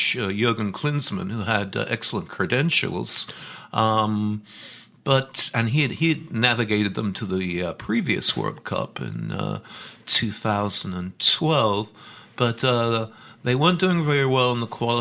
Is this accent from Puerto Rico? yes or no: no; England, United Kingdom; moved away as an adult; now in Worcester, United States; growing up in England